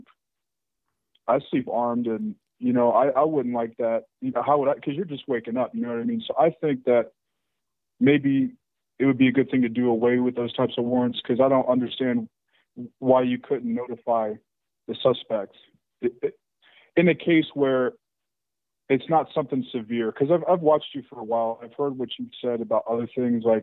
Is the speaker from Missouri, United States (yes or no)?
yes; St. Louis, Missouri, United States; moved away; I'm originally from St. Louis